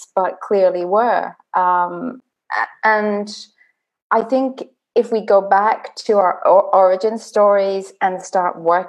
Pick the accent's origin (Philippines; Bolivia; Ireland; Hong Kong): Ireland; Dublin, Leinster; I grew up in Dublin, which is the storytelling capital of the world